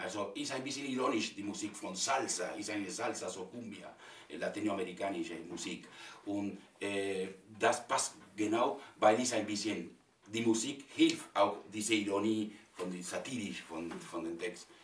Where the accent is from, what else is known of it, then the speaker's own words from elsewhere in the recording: Argentina; first language Spanish; German is a second language; also born or lived in Spain; now in Berlin, Germany; Ich kam aus Argentinien